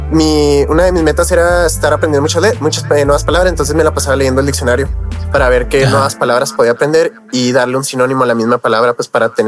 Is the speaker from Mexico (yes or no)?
yes; Mexico; ese soy mexicano, Simón, hago música de hip hop, se creó en Estados Unidos, Simón, pero yo soy mexicano al final de cuentas